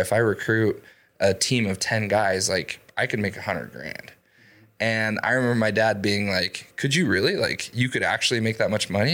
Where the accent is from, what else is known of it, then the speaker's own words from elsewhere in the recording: Idaho Falls, Idaho, United States; I'm born and raised in Idaho Falls